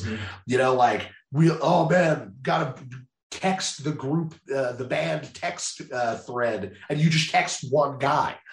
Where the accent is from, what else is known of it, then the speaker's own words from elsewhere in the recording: New Jersey, United States; moved away; I'm originally from New Jersey